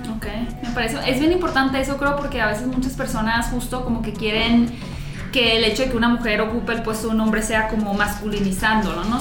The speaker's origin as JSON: {"language": "Spanish", "town": "Hermosillo", "region": "Sonora", "country": "Mexico", "said": "en Hermosillo, que yo soy de Hermosillo"}